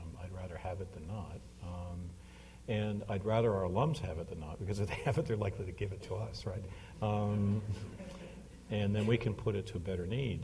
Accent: Hamilton, Ontario, Canada; moved away; I grew up in Hamilton, Ontario

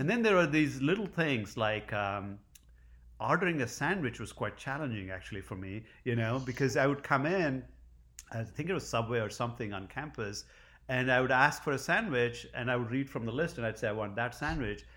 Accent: India; moved away as an adult; now in Providence, United States; I grew up in India.

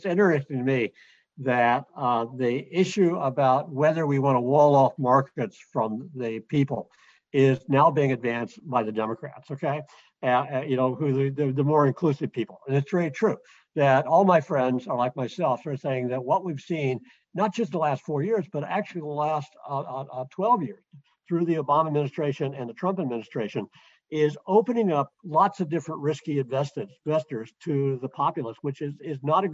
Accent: Kansas, United States; I grew up in Kansas, the home of Carrier Nation

